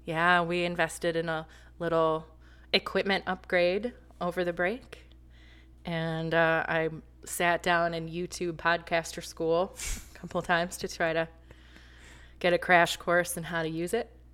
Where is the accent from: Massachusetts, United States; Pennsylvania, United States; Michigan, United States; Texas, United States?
Michigan, United States; Flint; moved away; also born or lived in North Carolina; I'm from Flint